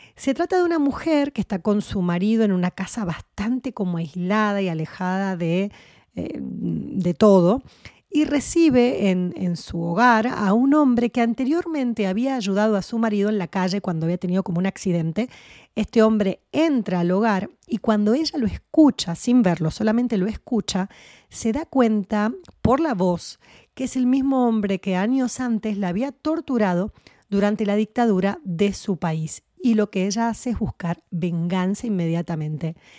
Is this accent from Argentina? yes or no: yes; Argentina; era muy chiquitita cuando se vivió la dictadura en mi país, en Argentina